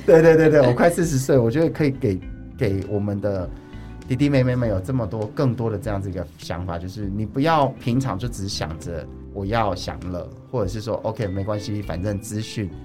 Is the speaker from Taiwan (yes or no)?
yes; Chiayi, Chiayi City, Taiwan; moved away; 我在社区里面长大，就是我之前，因为还好我回来嘉义市